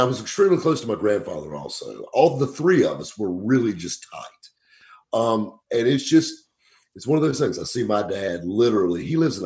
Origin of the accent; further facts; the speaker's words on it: Greenville, South Carolina, United States; I grew up right here in Greenville, South Carolina